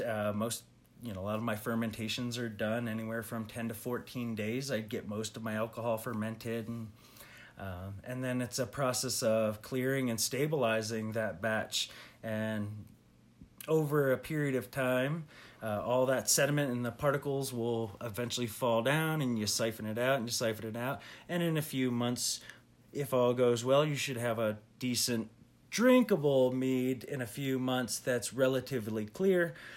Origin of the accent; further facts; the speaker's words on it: Pennsylvania, United States; I grew up in Pennsylvania